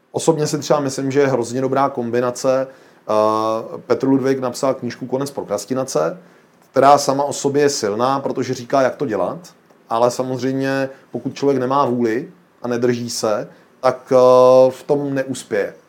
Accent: Czechia; my jako Češi jsme obrovský hravý národ

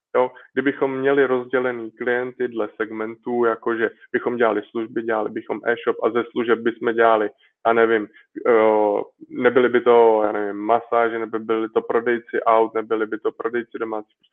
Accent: Czechia; jsem prostě Čech a češtinu mám rád

